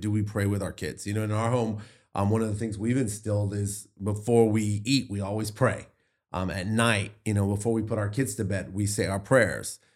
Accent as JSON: {"language": "English", "area": "the Bible Belt", "region": "Southern United States", "country": "United States", "tie": "born or raised there", "said": "I grew up in the Bible Belt"}